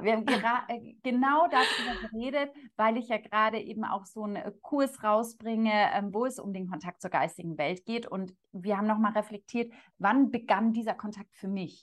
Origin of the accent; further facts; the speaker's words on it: Munich, Bavaria, Germany; komme ich aus München